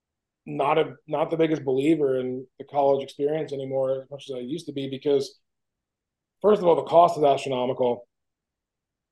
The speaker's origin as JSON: {"language": "English", "region": "New Jersey", "country": "United States", "said": "we're two guys from New Jersey"}